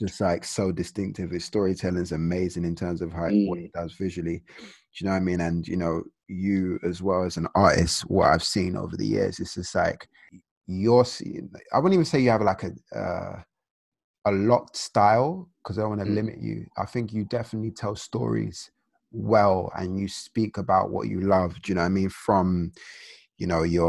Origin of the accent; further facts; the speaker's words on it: Nigeria; as a Nigerian and, you know, Nigerian African culture